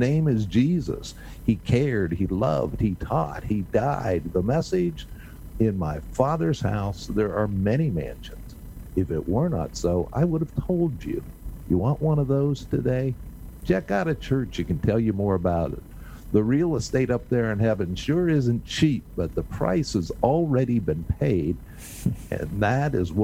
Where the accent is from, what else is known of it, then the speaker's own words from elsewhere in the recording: United States; As an American